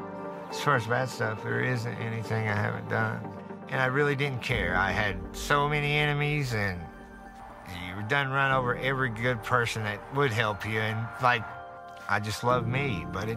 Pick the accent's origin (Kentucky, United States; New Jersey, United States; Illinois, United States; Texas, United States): Kentucky, United States; Martin County; I grew up in Martin County here.